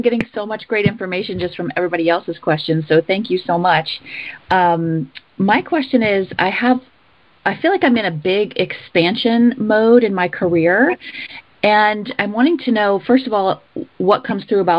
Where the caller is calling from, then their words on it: Asheville, North Carolina, United States; Actually, I'm calling right now from Asheville, North Carolina.